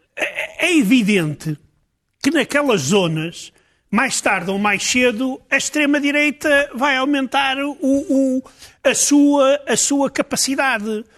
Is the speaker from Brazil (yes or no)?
no; Portugal; como português